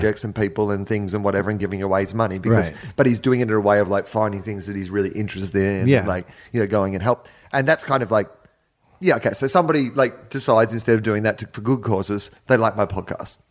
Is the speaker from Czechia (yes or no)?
no; Australia; moved away; I'm from Australia